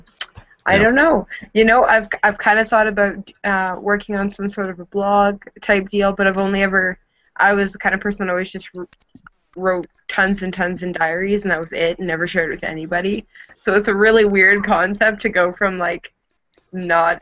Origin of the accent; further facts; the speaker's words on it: Calgary, Alberta, Canada; I am from Calgary, Alberta.